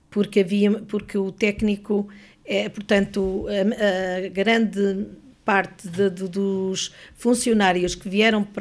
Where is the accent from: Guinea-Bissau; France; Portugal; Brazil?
Portugal; Lamego, Norte; now in Lisbon, Portugal; Eu sou de Lamego.